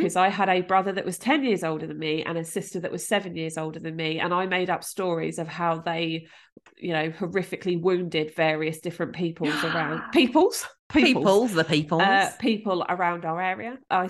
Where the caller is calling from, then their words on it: Gosport, South East England, United Kingdom; I'm calling from Grove Road phone box.